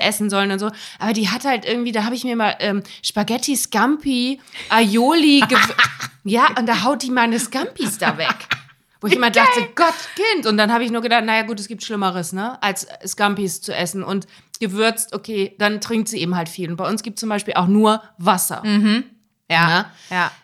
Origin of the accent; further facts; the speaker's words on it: Germany; now in Hamburg, Germany; in dem Bremer Raum, wo ich herkomme